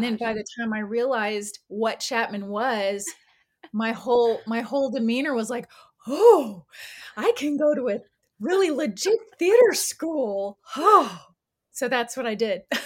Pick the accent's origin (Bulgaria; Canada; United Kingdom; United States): United States; California; now in Atlanta, United States; I moved from California a while back. I'm originally from there.